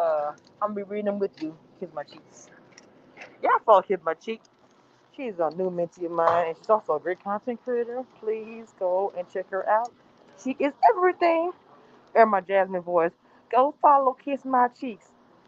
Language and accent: English; the South, United States; I'm in Texas. I don't know if they have them down there where y'all are. I'm from the South.